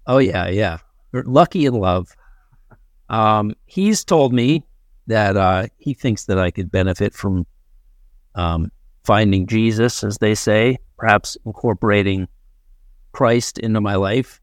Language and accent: English; Ridgefield, Connecticut, United States; I grew up in Ridgefield, Connecticut